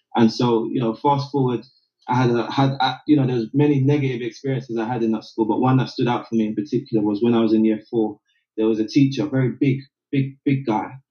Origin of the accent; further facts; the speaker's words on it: London, United Kingdom; they made the decision to move me from South London, and I moved to East London